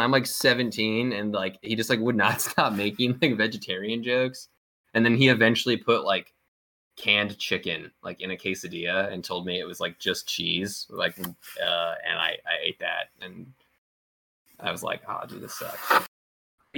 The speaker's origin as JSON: {"language": "English", "town": "Riverside", "region": "California", "country": "United States", "tie": "born or raised there", "also_born_or_lived": "Corona, California", "said": "I went to high school in Corona because I'm from Riverside. I went to high school in Corona"}